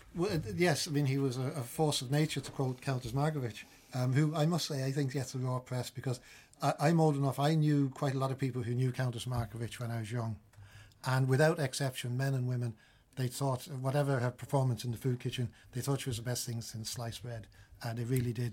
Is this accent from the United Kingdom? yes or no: yes; United Kingdom; I grew up in Britain mainly